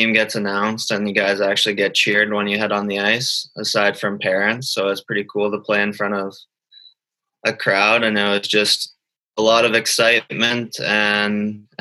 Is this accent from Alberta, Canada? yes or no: yes; Calgary, Alberta, Canada; growing up in Calgary for most of my life